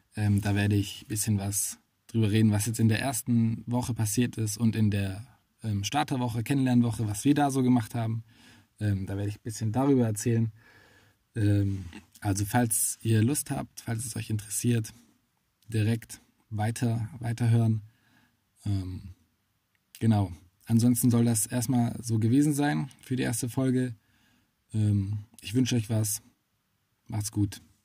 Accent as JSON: {"language": "German", "area": "Swabia", "region": "Baden-Württemberg", "country": "Germany", "said": "als Schwabe"}